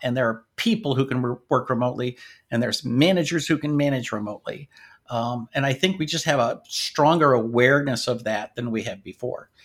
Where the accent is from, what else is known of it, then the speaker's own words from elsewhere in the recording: Washington, United States; also born or lived in North Dakota / Michigan; now in Sacramento, United States; we moved to Washington State